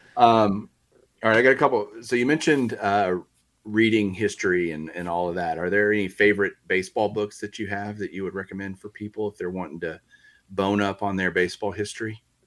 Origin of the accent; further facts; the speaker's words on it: Texas, United States; I grew up in Texas